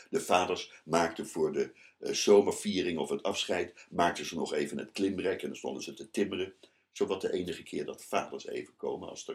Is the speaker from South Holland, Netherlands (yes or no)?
yes; The Hague, South Holland, Netherlands; moved away as an adult; also born or lived in Amsterdam; Ik ben eh, geboren in Den Haag. Ik heb daar alle middelbare school en basisschool